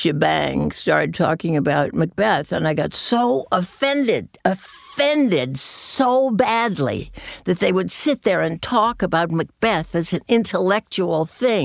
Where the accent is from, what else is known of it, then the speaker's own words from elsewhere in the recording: New England, United States; I'm from New England. And I'm from an old New England family back to 1632